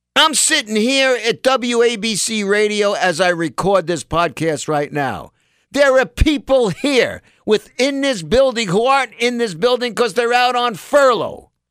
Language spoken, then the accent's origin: English; New York, United States; People my age, most of 'em, you know, growing up in New York